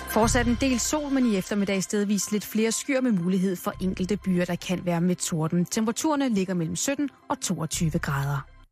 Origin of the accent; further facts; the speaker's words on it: Copenhagen, Capital Region of Denmark, Denmark; jeg er jo fra Christianshavn